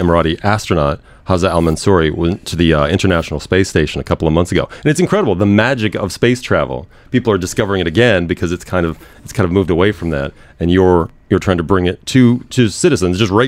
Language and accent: English; United States; I'm American